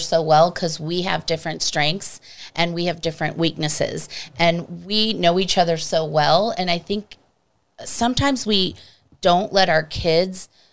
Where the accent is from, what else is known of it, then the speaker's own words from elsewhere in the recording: East Coast, United States; moved away; I'm from the East Coast